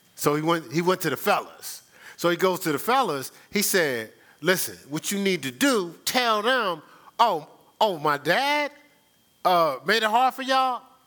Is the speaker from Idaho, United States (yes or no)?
no; Newark, New Jersey, United States; I'm from Newark